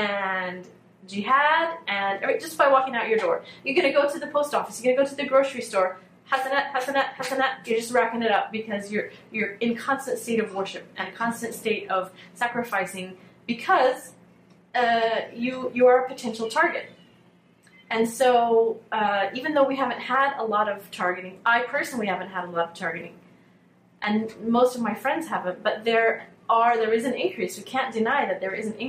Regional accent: Hutchinson, Kansas, United States; now in Canton, Michigan, United States; I grew up in Hutchinson, Kansas, which is right in the middle of Kansas

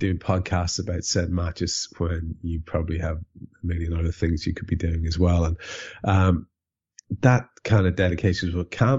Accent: Ireland; an Irish lad

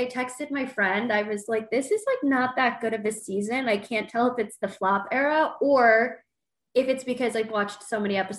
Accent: Midwest, United States; now in New York, United States; growing up in the Midwest

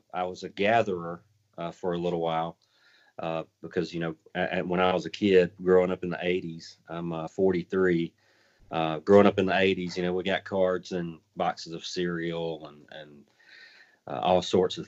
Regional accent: the South, United States; Growing up in the South, we had two channels that we could watch

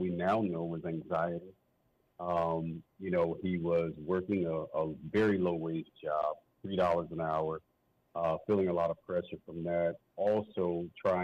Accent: St. Louis, Missouri, United States; also born or lived in East Coast; I grew up in the Midwest. Spent some time out on the East Coast as well, but I spent most of my time in the St. Louis, Missouri area

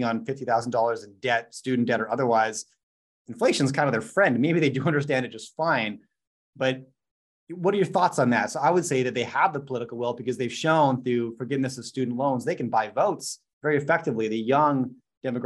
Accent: Canada; I'm a Canadian, I'm not based in the US

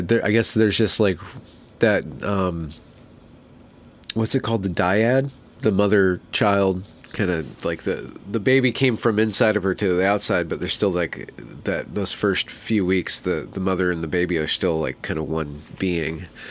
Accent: California, United States; also born or lived in Western Washington; now in Washington, United States; I'm from California

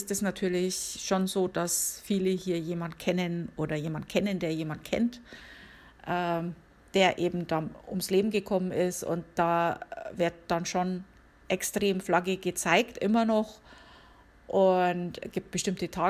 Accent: Bavaria, Germany; now in United States; Auch etwas, das ich von anderen Ländern jetzt so nicht kenne, vor allem nicht von wo ich herkomme, also von Bayern, wie man ja hört.

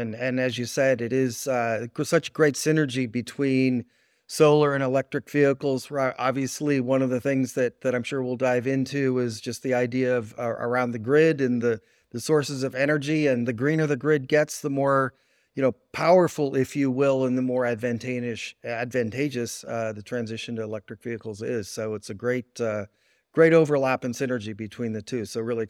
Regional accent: Oakland, California, United States; Yeah, so I grew up in Oakland, California.

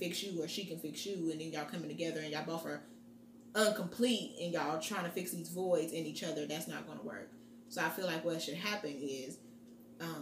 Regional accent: Muncie, Indiana, United States; now in Indianapolis, United States; I'm from Muncie, Indiana, and I live in Indianapolis, Indiana

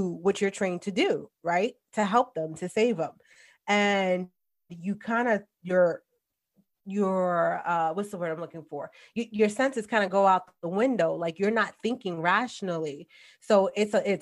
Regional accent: New York City, New York, United States; moved away; born and raised in the Bronx. Yes, I'm a New Yorker

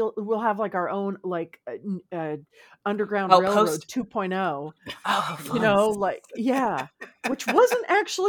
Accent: California, United States; We're all from Southern California.

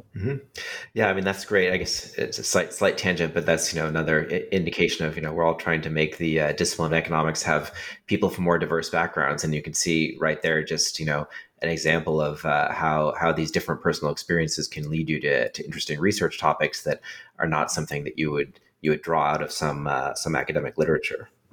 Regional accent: California, United States; I grew up in California

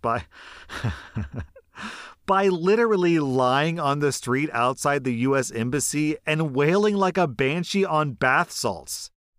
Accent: Florida, United States; I don't have much of a defense, except that I'm from Florida and this took place there.

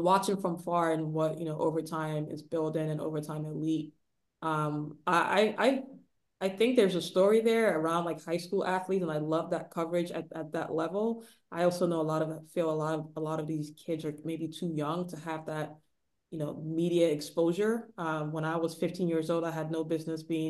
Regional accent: Nigeria; moved away; I grew up in the 90s too, but I was born in Nigeria

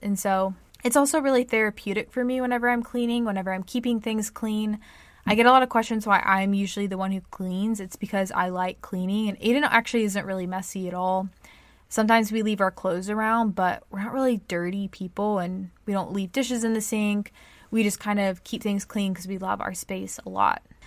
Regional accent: United States; I'm American

